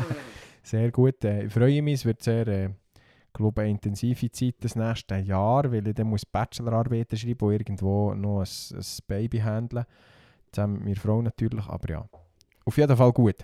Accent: Simmental, Bern, Switzerland; accent: Simmentaler Dialekt; in meinem Simmentaler Dialekt

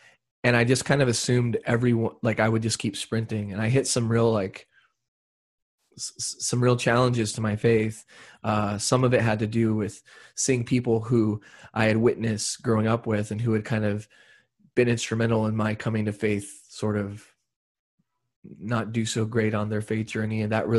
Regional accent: Brownsville, Texas, United States; born there; that's when I was born in Brownsville, Texas in 1982

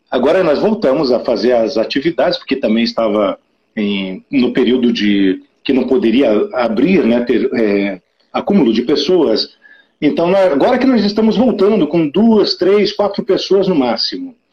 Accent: Curitiba, Paraná, Brazil; Eu sou de Curitiba, a gente é do Sul, eu sou do Sul.

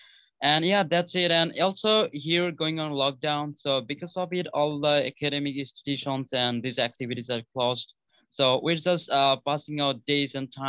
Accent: Bangladesh; English is a second language; I'm from Bangladesh in Asian country. And I'm a student still

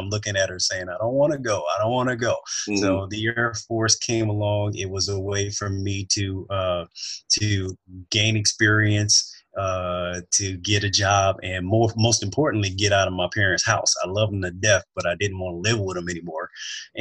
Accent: Oakland, California, United States; moved away as an adult; now in Southern California, United States; I grew up in Oakland, California

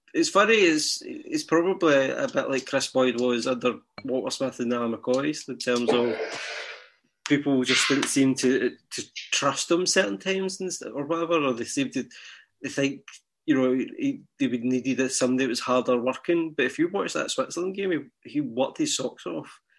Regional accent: Scotland, United Kingdom; I feel Scottish.

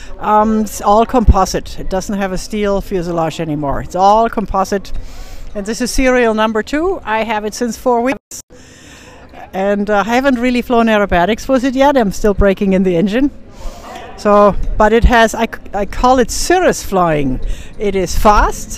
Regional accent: Germany; moved away as an adult; also born or lived in Fort Lauderdale, Florida; now in Denver, United States; I'm from Germany.

